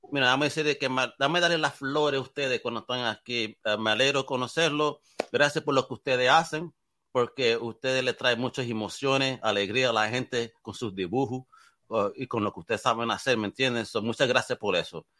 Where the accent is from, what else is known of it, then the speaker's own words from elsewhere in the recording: Puerto Rico; yo soy del Caribe